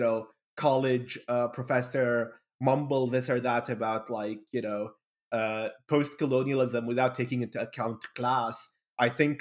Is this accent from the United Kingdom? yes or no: no; Bahrain; also born or lived in Kuwait; I'm from Bahrain originally, born in Kuwait, raised in Bahrain.